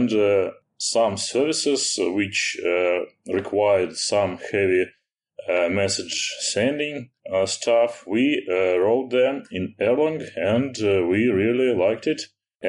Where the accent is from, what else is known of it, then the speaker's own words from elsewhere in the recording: Moscow, Russia; I'm an Elixir programmer. I'm from Russia, from Moscow.